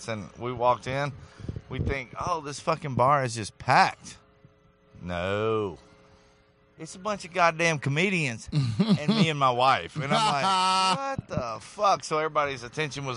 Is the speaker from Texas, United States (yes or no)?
yes; Nacogdoches, Texas, United States; moved away as an adult; also born or lived in Colorado; I'm from East Texas, Nacogdoches